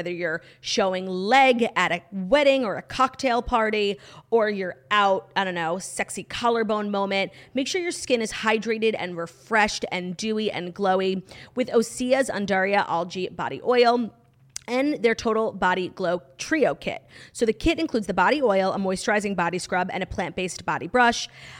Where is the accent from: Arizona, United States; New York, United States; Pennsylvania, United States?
New York, United States; I'm originally from New York